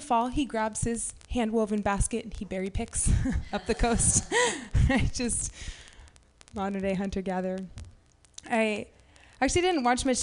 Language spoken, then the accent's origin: English; Half Moon Bay, California, United States; I grew up in Half Moon Bay